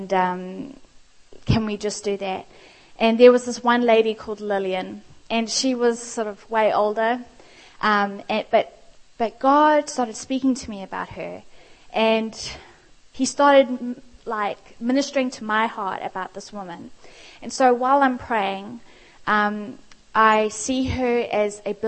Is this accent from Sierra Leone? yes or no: no; South Africa; moved away; I am South African